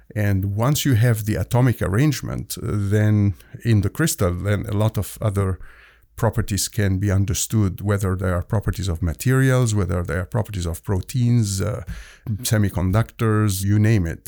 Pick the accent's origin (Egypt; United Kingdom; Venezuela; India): Egypt; moved away as an adult; also born or lived in Hamilton, Ontario, Canada / Toronto, Canada; now in Halifax, Canada; Originally, I'm from Egypt. I immigrated to Canada